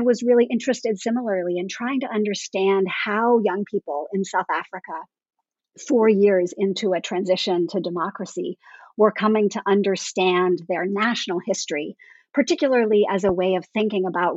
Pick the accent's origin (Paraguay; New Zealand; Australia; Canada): Canada; I grew up in Canada